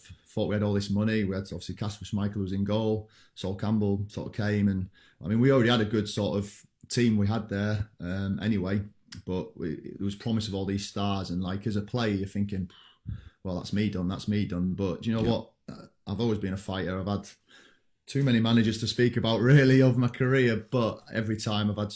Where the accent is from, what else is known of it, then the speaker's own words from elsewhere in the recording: Hull, Yorkshire and the Humber, United Kingdom; I'm from Hull originally, Hull City.